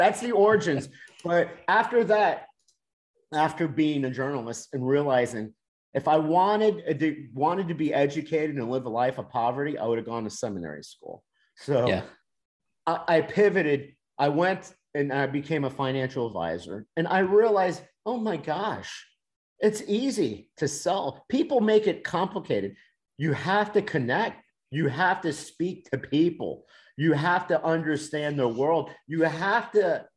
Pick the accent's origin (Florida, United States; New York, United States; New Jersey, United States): Florida, United States; Miami; moved away; I'm from Miami